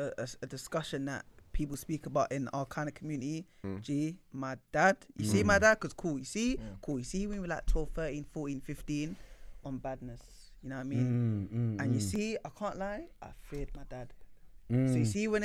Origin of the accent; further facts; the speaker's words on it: London, United Kingdom; I was born and raised in Islington